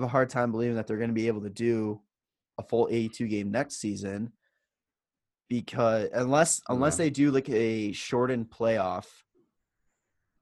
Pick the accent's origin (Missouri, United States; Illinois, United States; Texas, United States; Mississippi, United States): Illinois, United States; Chicago; we're from Chicago